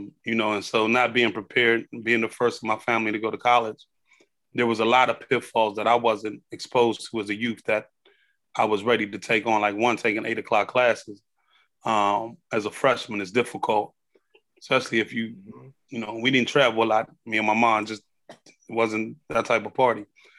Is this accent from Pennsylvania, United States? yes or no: yes; Pittsburgh, Pennsylvania, United States; My family's from the Hill District. I was born in South Oakland on a street called Lawn Street to teenage parents. My dad was 17. My mom was 15.